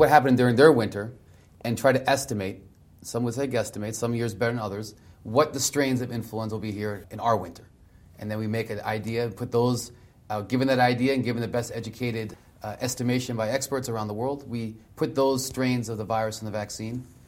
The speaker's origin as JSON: {"language": "English", "area": "Delmarva Peninsula", "region": "Southern Maryland", "country": "United States", "tie": "born or raised there", "said": "I grew up in Southern Maryland, Del Mar River Peninsula"}